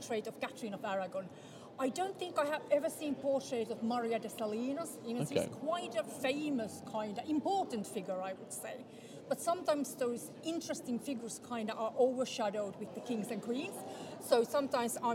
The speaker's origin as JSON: {"language": "English", "country": "Finland", "moved": "yes", "said": "I come from Finland"}